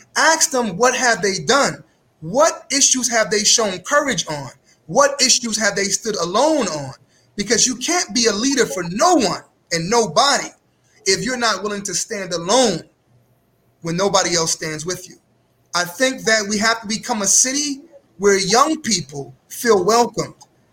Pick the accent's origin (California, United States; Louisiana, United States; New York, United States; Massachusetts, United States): New York, United States; New York City; now in Cleveland, United States; I'm originally from Brooklyn, New York